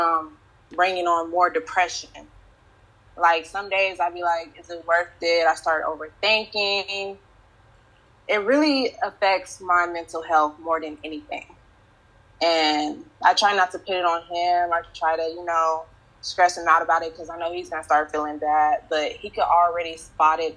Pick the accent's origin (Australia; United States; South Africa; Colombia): United States; the South; that's how I was raised in the South.